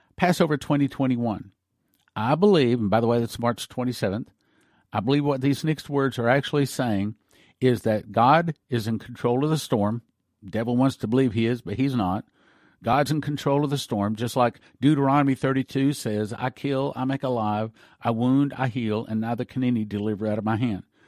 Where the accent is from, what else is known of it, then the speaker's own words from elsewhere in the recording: United States; I'm an American